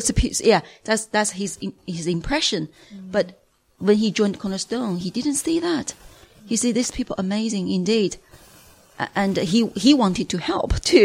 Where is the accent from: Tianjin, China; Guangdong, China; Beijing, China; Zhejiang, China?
Beijing, China; moved away as an adult; also born or lived in Singapore; now in United Kingdom; I'm from Beijing, China